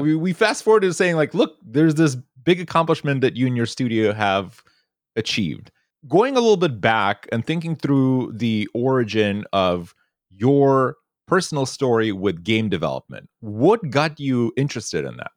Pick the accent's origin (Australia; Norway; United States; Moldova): Moldova; moved away; growing up in Eastern Europe and back in Moldova